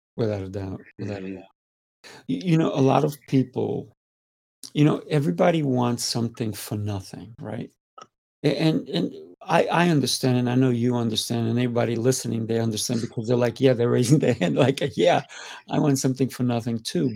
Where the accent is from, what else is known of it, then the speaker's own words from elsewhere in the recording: Spain; I'm Spanish.